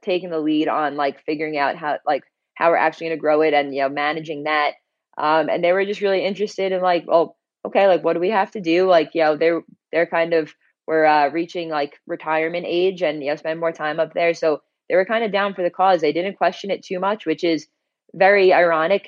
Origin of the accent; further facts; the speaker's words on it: Long Island, New York, United States; I'm originally from Long Island, like, you know, pretty close to New York City